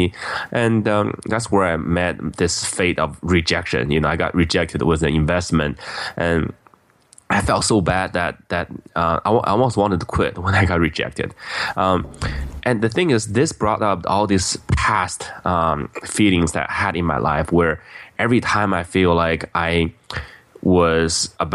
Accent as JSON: {"language": "English", "region": "Beijing", "country": "China", "tie": "born or raised there", "moved": "yes", "lives_now": "United States", "said": "I grew up in Beijing, China"}